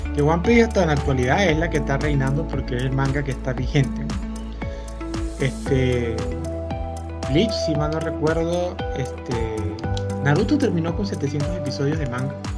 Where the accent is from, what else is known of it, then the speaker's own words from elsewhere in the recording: Venezuela; somos venezolanos